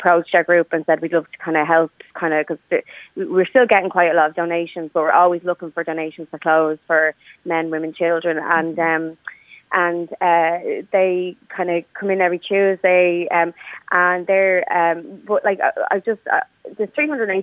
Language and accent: English; Dublin, Leinster, Ireland; I grew up in East Wall